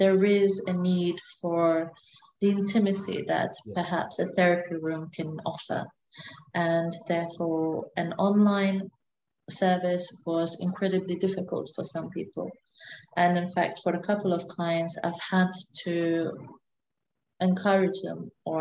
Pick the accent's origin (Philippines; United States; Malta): Malta; moved away as an adult; now in Glasgow, United Kingdom; I am from Malta, and I've lived there for a big amount of my life, a large portion of my life